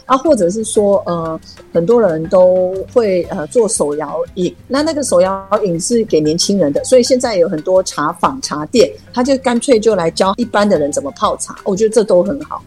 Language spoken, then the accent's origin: Chinese; Nantou County, Taiwan; 我是南投长大的，我希望南投好